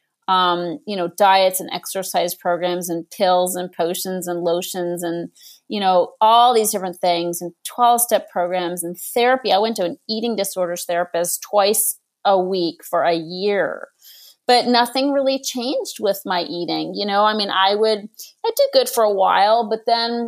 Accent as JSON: {"language": "English", "town": "Boston", "region": "Massachusetts", "country": "United States", "tie": "born or raised there", "moved": "yes", "lives_now": "Los Angeles, United States", "said": "I grew up in Boston"}